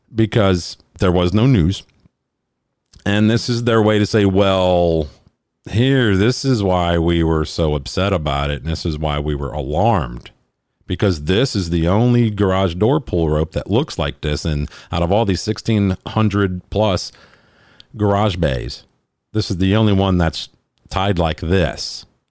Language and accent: English; Alabama, United States; Talladega Super Speedway, which is my home state